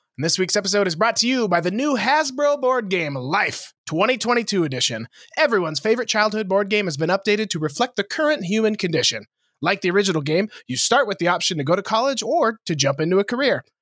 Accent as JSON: {"language": "English", "region": "Montana", "country": "United States", "tie": "born or raised there", "said": "you and I grew up in Montana together"}